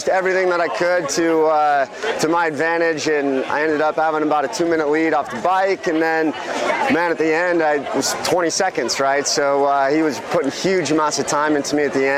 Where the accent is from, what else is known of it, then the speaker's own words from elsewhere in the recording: Des Moines, Iowa, United States; Des Moines, Iowa